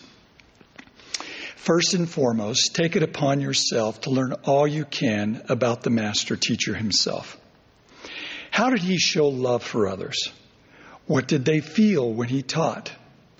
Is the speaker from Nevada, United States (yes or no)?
yes; Overton, Nevada, United States; my hometown of Overton, Nevada